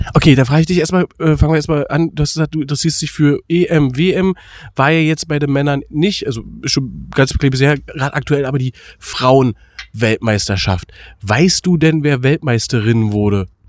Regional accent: Berlin, Germany; für uns als Berliner

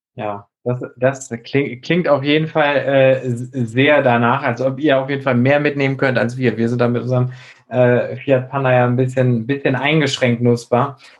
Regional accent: near Flensburg, Schleswig-Holstein, Germany; da, wo ich herkomme, aus der Nähe von Flensburg

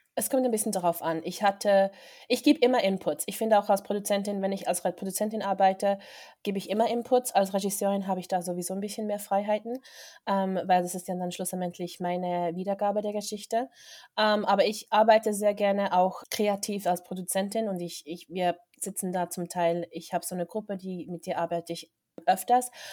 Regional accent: Interlaken, Bern, Switzerland; moved away as an adult; now in Los Angeles, United States; ich bin ursprünglich aus Interlaken, bin in Interlaken aufgewachsen und bin dann von vor sechs Jahren nach LA gezogen

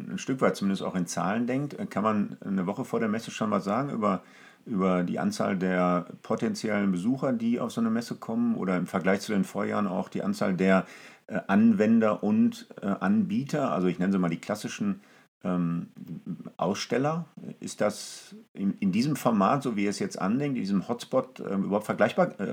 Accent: Essen, North Rhine-Westphalia, Germany; Also ich weiß zum Beispiel, in meiner Heimatstadt Essen hat die Essen Motorshow tatsächlich mit solchen neuen Themen gearbeitet

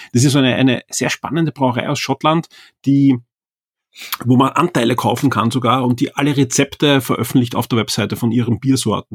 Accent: Austria; bei uns in Österreich

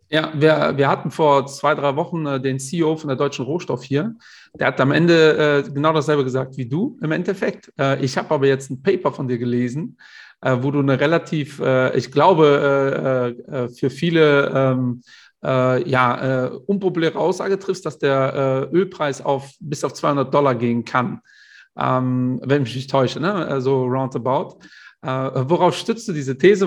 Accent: Portugal; ich bin ja Portugiese

